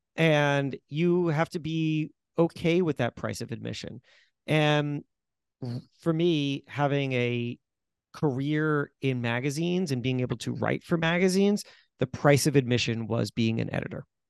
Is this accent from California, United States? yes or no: no; Florida, United States; also born or lived in White Plains, New York; my parents very swiftly moved down to Florida, so I grew up in Florida